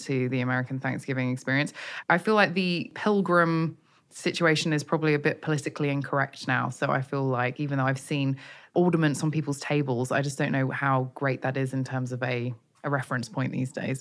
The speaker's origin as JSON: {"language": "English", "country": "United Kingdom", "said": "I, as a Brit"}